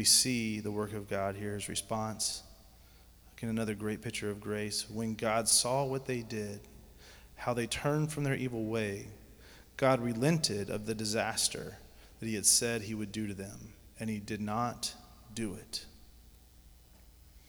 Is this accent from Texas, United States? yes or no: no; Georgia, United States; I grew up in Georgia, so Stone Mountain was the biggest thing I ever seen